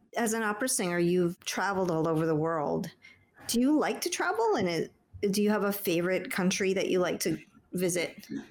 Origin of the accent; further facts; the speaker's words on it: Peru; I'm from Peru